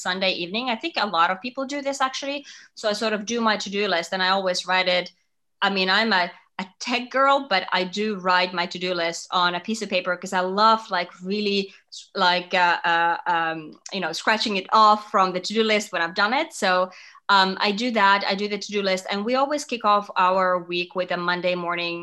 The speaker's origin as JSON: {"language": "English", "country": "Finland", "tie": "born or raised there", "also_born_or_lived": "Singapore", "moved": "as an adult", "lives_now": "New York, United States", "said": "I'm from Finland and that's where I grew up and went to college and everything"}